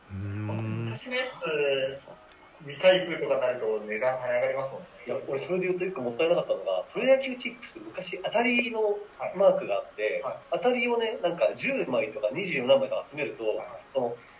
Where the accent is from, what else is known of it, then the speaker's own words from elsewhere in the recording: Kyoto, Japan; 俺京都出身で